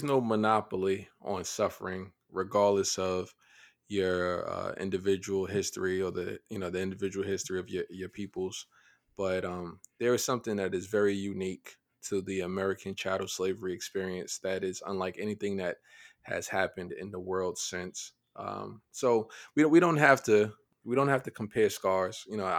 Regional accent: Niger; I grew up in Niger.

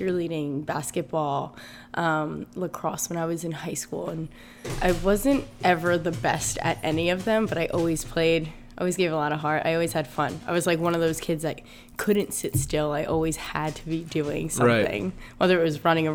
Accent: Green Brook, New Jersey, United States; also born or lived in North Plainfield; I grew up in Greenbrook, which is a really small town. It's like a mile wide

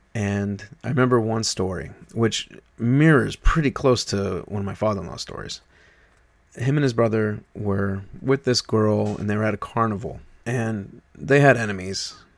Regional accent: New York, United States; moved away; I was from New York

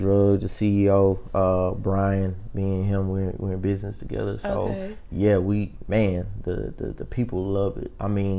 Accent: Houston, Texas, United States; Of course, I'm from Houston, Texas. Grew up in Third Ward, off of Scott and Sophomore, just to be correct, right across the street from the old Lockhart Elementary.

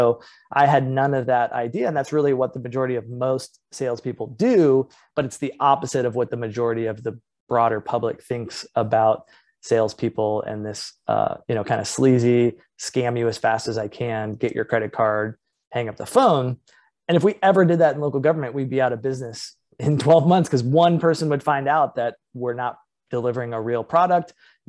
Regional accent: Midwest, United States; also born or lived in Los Angeles; years in Los Angeles and then moved to the Midwest. And always growing up, I told people, you know, hey, where are you from? Oh, I'm from California.

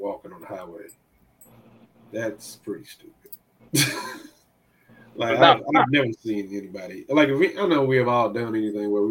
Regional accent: Austin, Texas, United States; I grew up in Austin

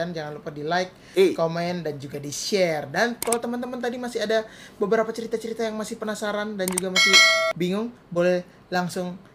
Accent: Brunei; mungkin karena gue orang Brunei kali ya

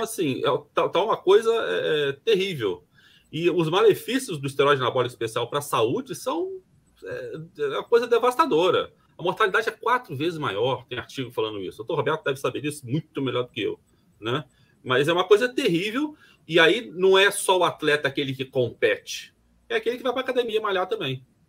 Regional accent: Brazil; como brasileiro

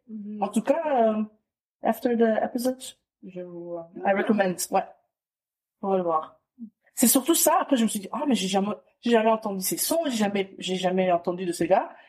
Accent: DR Congo; Après, je, enfin, en tant que Congolaise que je suis, je vais te dire ….

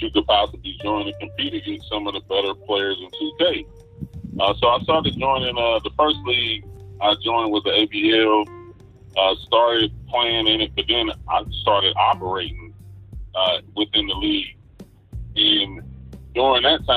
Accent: Dayton, Ohio, United States; I grew up in Dayton, Ohio.

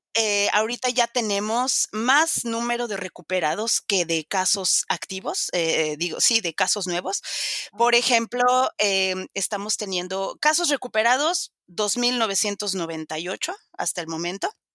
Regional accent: Mexico; moved away as an adult; also born or lived in Spain; now in Vienna, Austria; soy mexicana de nacimiento

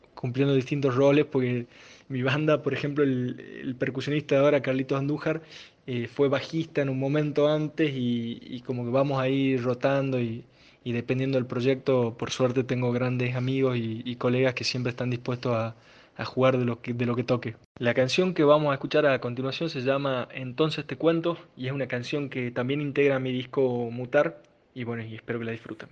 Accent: San Miguel de Tucumán, Tucumán, Argentina; resido en Tucumán, eh, nací en Tucumán y vivo, vivo acá

